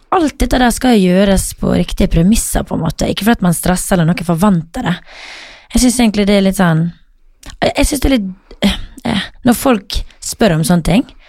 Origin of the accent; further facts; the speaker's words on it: Møre og Romsdal, Norway; moved away; som vi sier hjemme på Møre